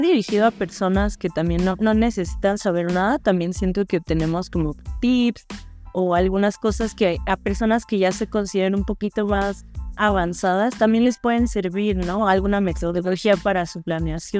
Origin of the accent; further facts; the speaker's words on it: Mexico; como mujeres mexicanas